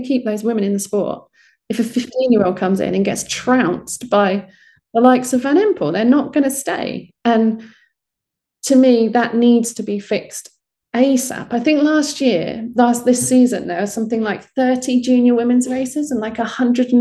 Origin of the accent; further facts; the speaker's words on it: United Kingdom; you're British